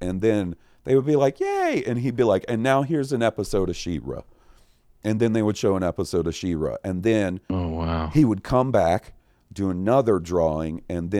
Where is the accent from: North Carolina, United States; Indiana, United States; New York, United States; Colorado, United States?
North Carolina, United States; Goldsboro; now in Kansas City, United States; I grew up in eastern North Carolina before moving out to Kansas City about a decade ago. My hometown of Goldsboro used to run a Crime Stoppers telethon once a year